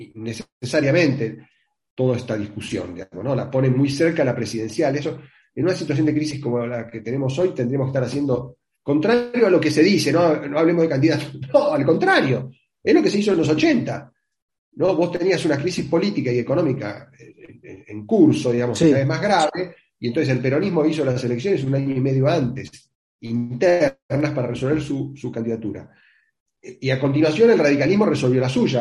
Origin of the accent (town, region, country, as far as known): Argentina